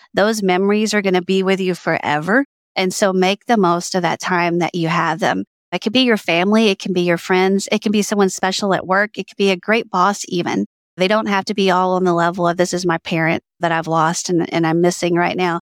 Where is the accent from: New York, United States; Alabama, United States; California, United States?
Alabama, United States; I grew up in Alabama